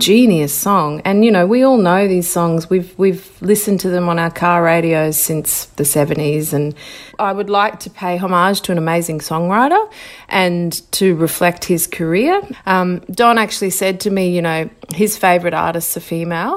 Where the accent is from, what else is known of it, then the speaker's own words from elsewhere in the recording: Brisbane, Queensland, Australia; And I grew up in Ashgrove, which was a beautiful kind of, um, you know, big wide streets